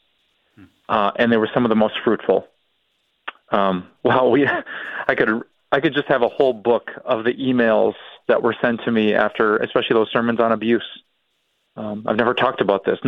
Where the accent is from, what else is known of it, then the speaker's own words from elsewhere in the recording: Green Bay, Wisconsin, United States; the place where I grew up, Green Bay, Wisconsin